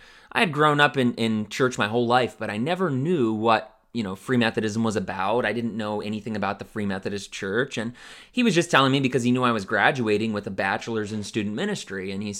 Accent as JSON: {"language": "English", "region": "Ohio", "country": "United States", "tie": "born or raised there", "also_born_or_lived": "Pennsylvania", "said": "So Western Pittsburgh area, Western Pennsylvania, Pittsburgh area, and I grew up in Northeastern Ohio. So I lived out in Pennsylvania for many years."}